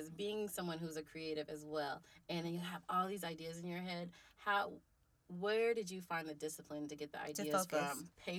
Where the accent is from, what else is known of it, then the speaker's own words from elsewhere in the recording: Oklahoma City, Oklahoma, United States; we're from Oklahoma City. It's a smaller area.